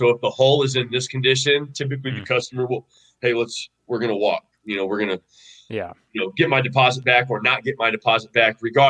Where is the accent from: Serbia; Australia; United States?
United States; Missouri; moved away as an adult; also born or lived in Iowa; I'm from Missouri. Yeah, I'm from Missouri originally. Okay. Yeah, that's where I grew up. Went to high school, middle school, elementary, all that.